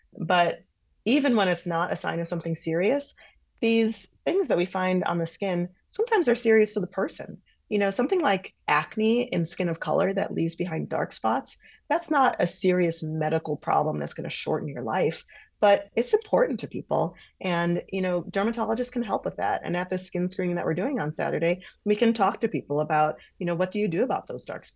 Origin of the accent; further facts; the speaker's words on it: Milwaukee, Wisconsin, United States; I'm from Milwaukee. I love Milwaukee. I love southeastern Wisconsin